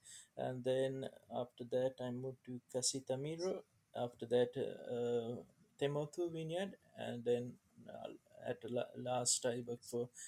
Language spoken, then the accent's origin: English; Sri Lanka; now in Waiheke Island, New Zealand; Sri Lanka, it's like, it's an island. And like, it was really nice growing up there.